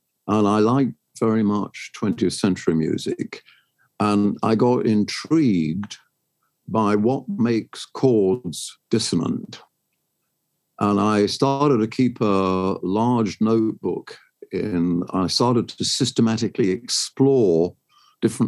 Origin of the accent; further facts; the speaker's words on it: London, United Kingdom; also born or lived in Sheffield; I first became aware of the world in Sheffield and lived there through World War II, including the Blitz there. And then between VE and VJ Day, my family moved to London. By the time I was 10, I was living in a suburb in London. And I stayed there until I got into academia